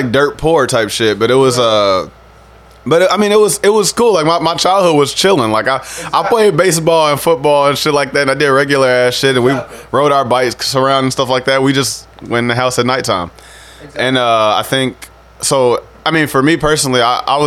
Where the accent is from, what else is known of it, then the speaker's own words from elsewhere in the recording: Sauk Village, Illinois, United States; I grew up in Sauk Village